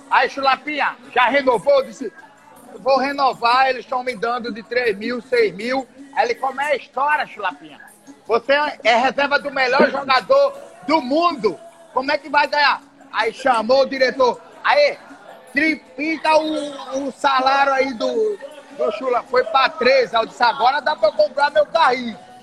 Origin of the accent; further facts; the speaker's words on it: Atalaia, Alagoas, Brazil; moved away; a minha terra tá lá, é querida, que eu sou talaense